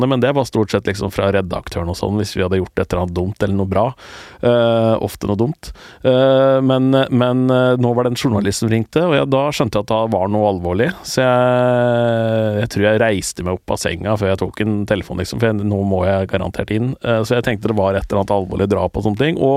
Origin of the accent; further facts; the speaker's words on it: Eastern Norway, Norway; For jeg er jo østlending